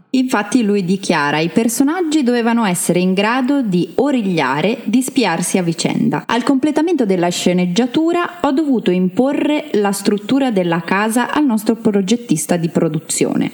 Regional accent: Trento, Trentino-Alto Adige, Italy; sono una trentina doc

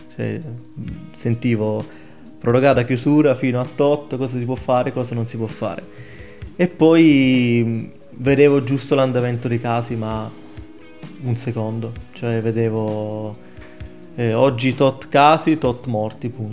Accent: Ostuni, Apulia, Italy; moved away as an adult; now in Trento, Italy; vengo da Ostuni in provincia di Brindisi

